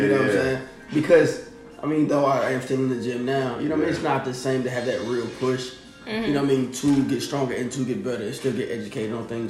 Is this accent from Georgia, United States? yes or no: yes; Atlanta, Georgia, United States; From Atlanta, Georgia.